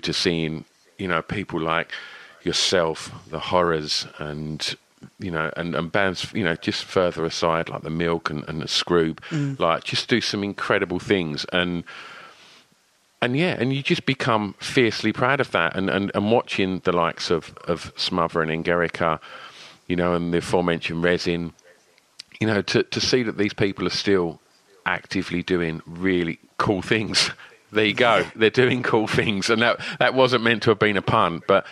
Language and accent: English; Rayleigh, East of England, United Kingdom; born or raised there; also born or lived in Southend